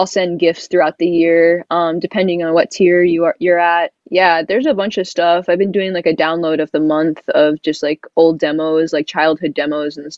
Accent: the South, United States; I'm from the South and my whole family is from the South

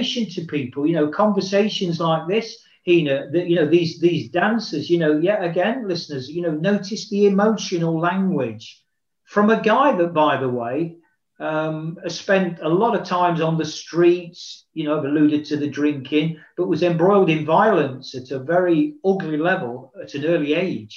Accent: Nottingham, East Midlands, United Kingdom; moved away; a professional football club, Nottingham Forest, back in my hometown

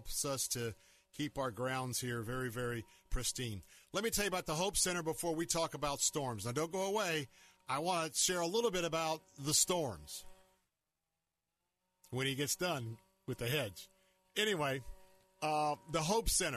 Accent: United States; I, as an American

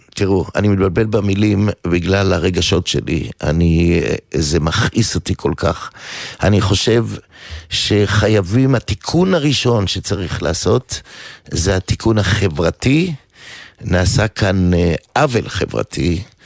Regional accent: Givatayim, Tel Aviv District, Israel; אני גדלתי בעיר אה, אה, גבעתיים

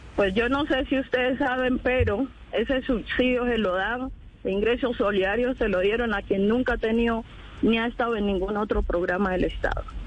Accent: Colombia; yo como colombiana, como una mujer empobrecida de este país

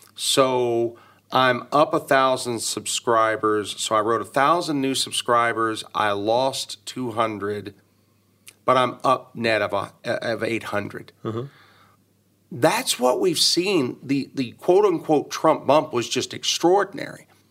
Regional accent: Dallas, Texas, United States; born or raised there

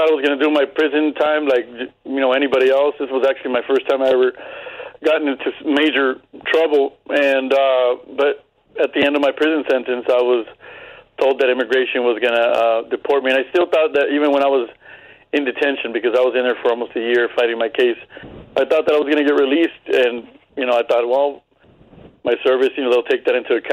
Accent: Compton, California, United States; moved away as an adult; also born or lived in El Paso, Texas; I grew up in Compton, Compton, California

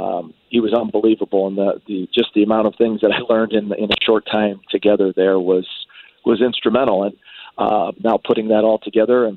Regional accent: LaSalle, Illinois, United States; now in Chicago, United States; growing up in LaSalle, Peru

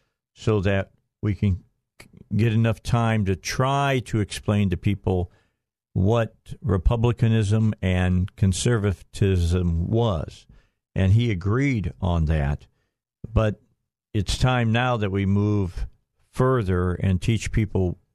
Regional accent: Northwest Indiana, United States; also born or lived in Gary, Indiana; I was born in Gary, raised in Northwest Indiana

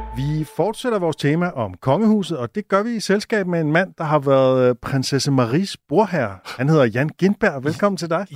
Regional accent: Southern Jutland, Southern Denmark, Denmark; jeg kommer fra Sønderjylland

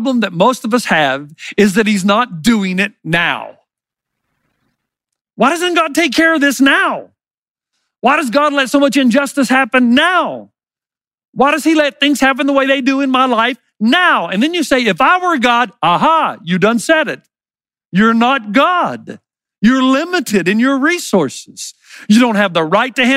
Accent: the South, United States; I grew up in the South

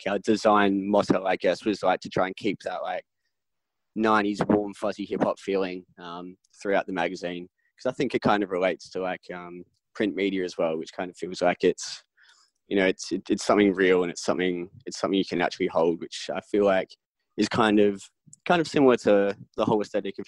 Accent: Adelaide, South Australia, Australia; also born or lived in London, United Kingdom; now in Melbourne, Australia; I was into like Aussie hip hop as a young one when I was like 12, 13, growing up in Adelaide, and then like moved to London

